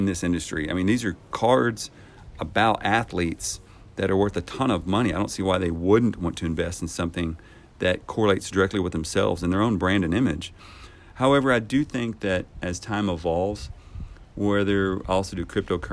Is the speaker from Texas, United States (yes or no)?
yes; Texas, United States; moved away; I'm born and raised in Texas